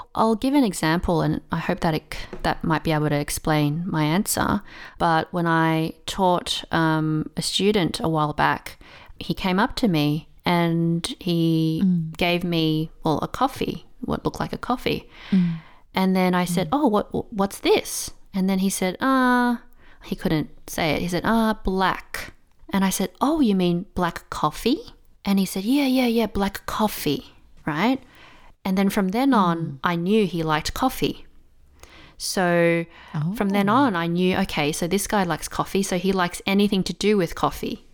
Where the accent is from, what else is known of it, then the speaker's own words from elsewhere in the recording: Melbourne, Victoria, Australia; first language English; moved away as an adult; now in Taiwan; I um, was born and raised in Melbourne, which is um, a city in Australia